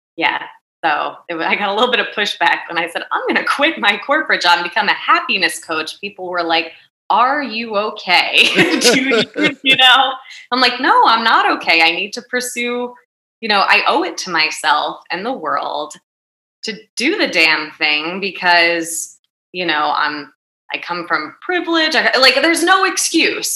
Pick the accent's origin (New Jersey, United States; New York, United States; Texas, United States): New Jersey, United States; growing up in North Jersey